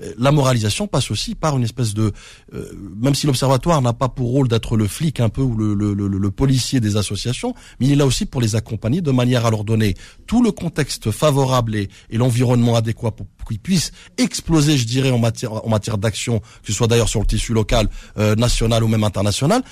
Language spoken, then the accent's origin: French; France; je suis né en France